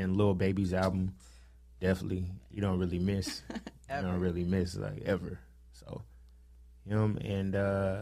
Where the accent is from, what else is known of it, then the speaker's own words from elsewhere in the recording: the South, United States; I'm from the South